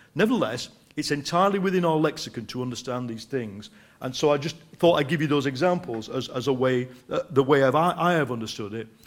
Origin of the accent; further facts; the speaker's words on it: United Kingdom; my country